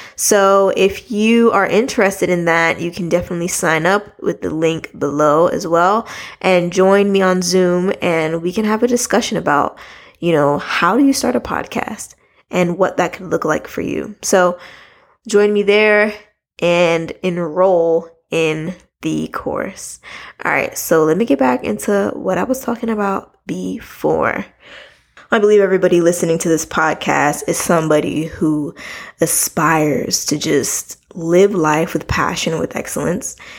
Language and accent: English; United States; I'm from America